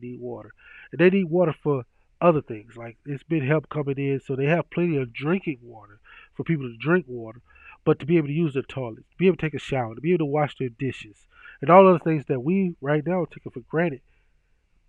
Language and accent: English; Mississippi, United States; now in Omaha, United States; I am a Mississippi native. Mississippi is my home state